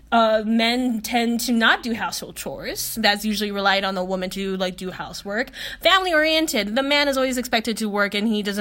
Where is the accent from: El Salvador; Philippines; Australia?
Philippines; I was like, Oh my God, okay, yeah, I'm Filipino.